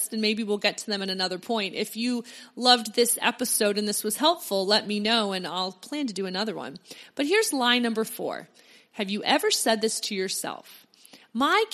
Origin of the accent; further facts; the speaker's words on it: Pennsylvania near Philadelphia, United States; I grew up in Pennsylvania near Philadelphia